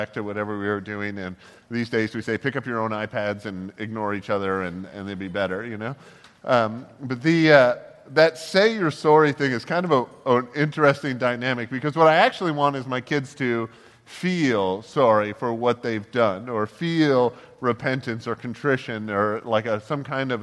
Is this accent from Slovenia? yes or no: no; Toronto, Ontario, Canada; we grew up in Toronto and in the Toronto area